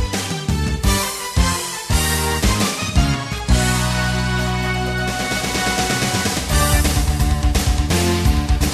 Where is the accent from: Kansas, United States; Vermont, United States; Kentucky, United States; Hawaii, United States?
Kansas, United States; also born or lived in Nebraska; now in Wisconsin, United States; I'm from Kansas, had a farm in Nebraska, and I live in Wisconsin